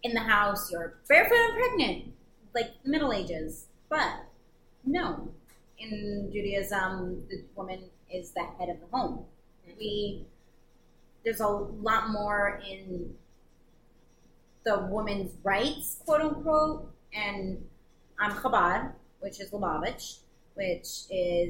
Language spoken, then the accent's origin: English; United States; I am American Jewish, really Jewish American. My background is very American